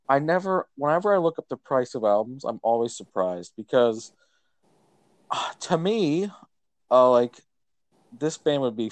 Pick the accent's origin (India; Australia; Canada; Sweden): Canada; I grew up in Canada